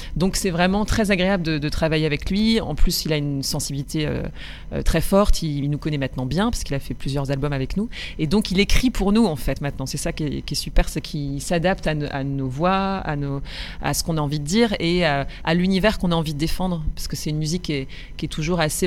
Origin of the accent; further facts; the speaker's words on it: Roubaix, Hauts-de-France, France; Moi j'ai grandi dans le nord, chez les ch'tis. Voilà, je suis roubaisienne au départ